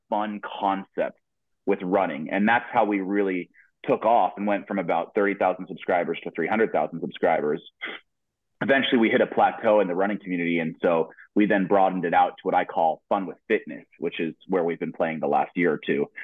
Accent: Boise, Idaho, United States; moved away as an adult; now in Eugene, United States; I grew up in Boise, Idaho

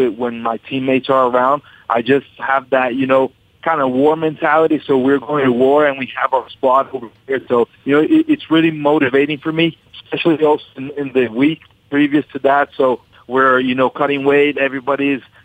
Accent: Brazil; also born or lived in Westwood, New Jersey, United States; I lived there till I was 6 years old. Then I moved back to Brazil

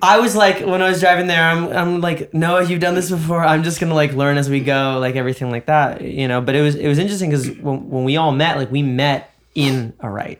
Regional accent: New York, United States; now in Los Angeles, United States; I'm a New Yorker

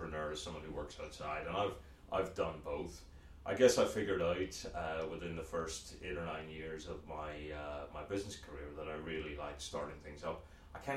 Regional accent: Belfast, Northern Ireland, United Kingdom; moved away as an adult; as you can probably tell from the funny accent, I grew up in Belfast, Northern Ireland

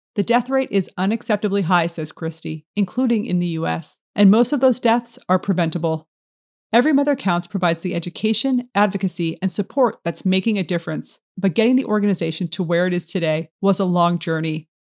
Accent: New York City, New York, United States; a friend who I grew up with in Brooklyn

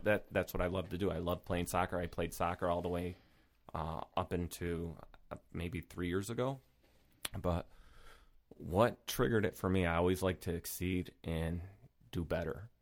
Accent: Rochester, New York, United States; born and raised in Rochester

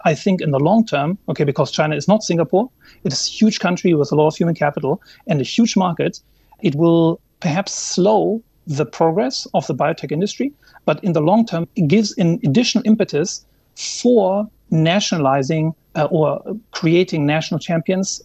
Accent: Germany; moved away; my home country, Germany

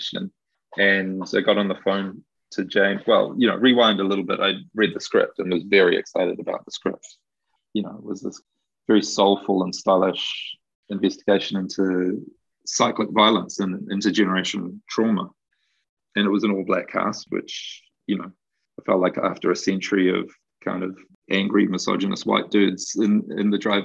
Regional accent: Auckland, New Zealand; I'm from Auckland

